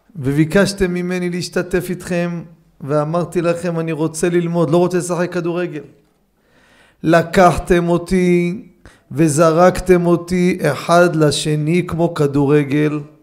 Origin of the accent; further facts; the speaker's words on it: Jerusalem, Jerusalem District, Israel; אני מקטמונים.